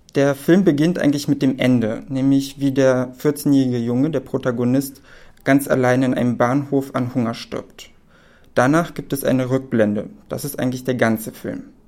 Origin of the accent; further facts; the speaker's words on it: Berlin, Germany; also born or lived in Poland; ich bin gebürtig aus Polen, aber lebe schon mein ganzes Leben in Berlin